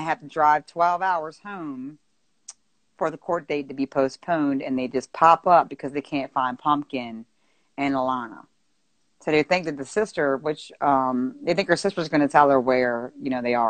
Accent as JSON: {"language": "English", "town": "Baltimore", "region": "Maryland", "country": "United States", "said": "I'm from Baltimore, Maryland. So that's where I'm from."}